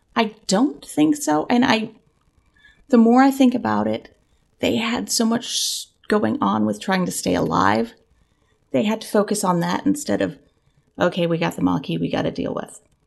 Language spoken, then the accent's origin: English; Central Florida, United States